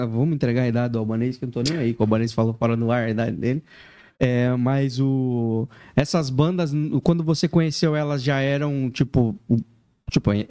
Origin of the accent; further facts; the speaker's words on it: Laranjeiras do Sul, Paraná, Brazil; Eu vim do interior do Paraná, numa cidade chamada Laranjeiras do Sul. A cidade, nossa, é muito pequena.